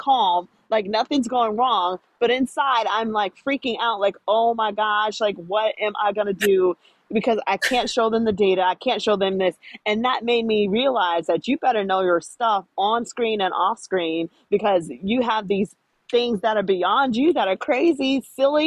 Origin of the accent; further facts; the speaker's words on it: Florida, United States; I'm from Florida